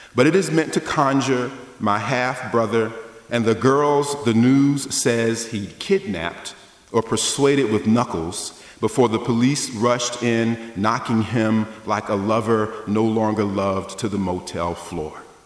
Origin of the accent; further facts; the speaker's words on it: the South, United States; I grew up in the South